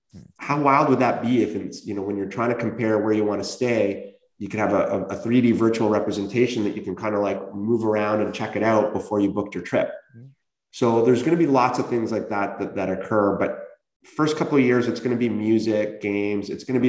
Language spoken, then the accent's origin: English; Canada; but man, as a Canadian, how much things could have been differently